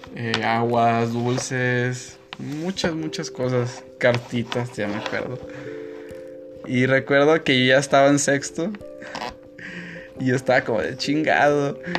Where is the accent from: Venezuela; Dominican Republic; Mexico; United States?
Mexico; como buen mexicano